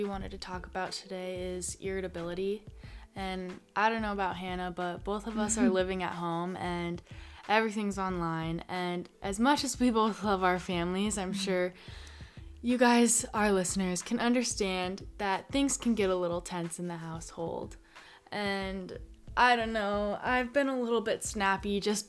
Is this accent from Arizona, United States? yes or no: yes; Arizona, United States; growing up in Arizona my whole life